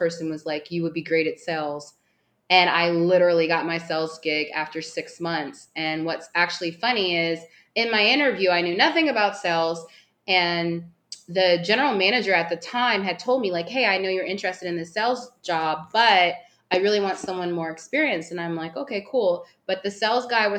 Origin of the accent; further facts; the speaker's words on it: Woodbridge, Virginia, United States; moved away as an adult; now in Playa del Carmen, Mexico; I am from Woodbridge, Virginia